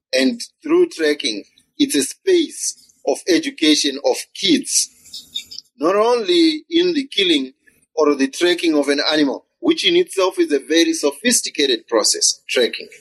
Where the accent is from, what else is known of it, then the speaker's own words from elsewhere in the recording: Zimbabwe; I come from Zimbabwe